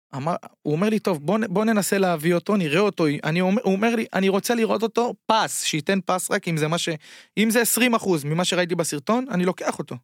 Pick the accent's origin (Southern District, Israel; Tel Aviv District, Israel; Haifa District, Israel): Tel Aviv District, Israel; Bat Yam; moved away as an adult; now in China; וגם אני נולדתי בבת ים